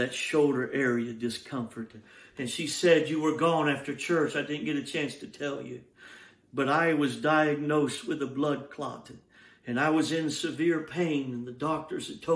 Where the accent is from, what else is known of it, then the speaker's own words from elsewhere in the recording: Georgia, United States; moved away; my home state of Georgia